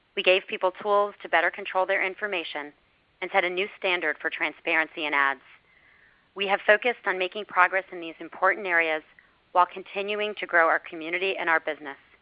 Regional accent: Miami, Florida, United States; I went to Facebook's Community Boost in my hometown of Miami

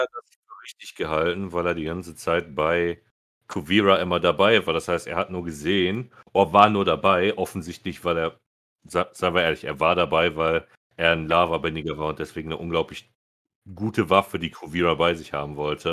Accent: Germany; Als Deutsche

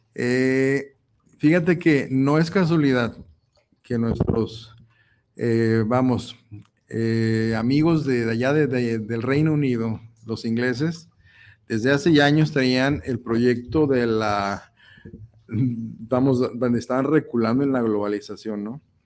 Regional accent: Mexico

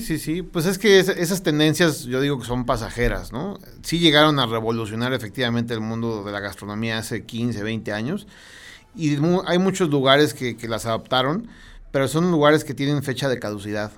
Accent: Mexico City, Mexico; moved away as an adult; now in León, Mexico; Yo soy de la Ciudad de México y en León llevo apenas dos años, poquito menos

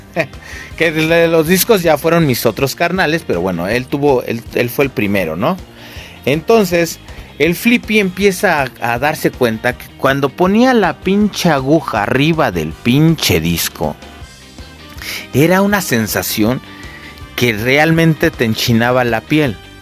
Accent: Mexico City, Mexico; yo crecí allá en el Cerro del Judío

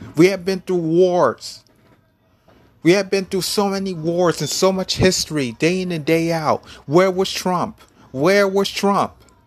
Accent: United States

